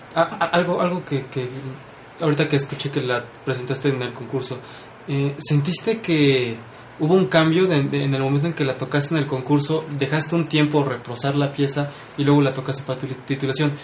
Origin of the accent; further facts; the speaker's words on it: Puebla, Mexico; somos pocos los poblanos